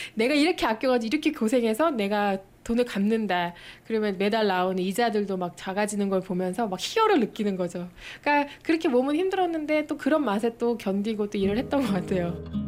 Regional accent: South Korea; 제가 사실 요 동네 토박이에요

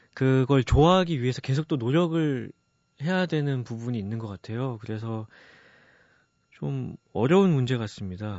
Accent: Goyang, Gyeonggi Province, South Korea; 제가 일산에서 고등학교를 다녔는데요

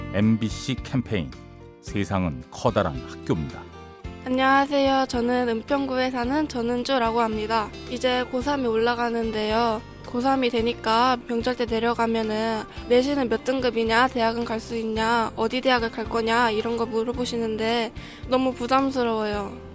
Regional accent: France; Korean is a second language; moved away as an adult; now in South Korea; 저는 프랑스에서 온

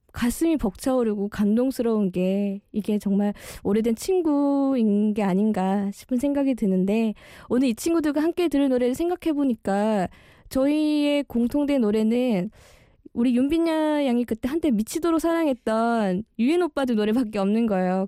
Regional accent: Daegu, South Korea; moved away as an adult; now in Seoul, South Korea; 저희가 대구에서 온 이 촌 아가씨들이

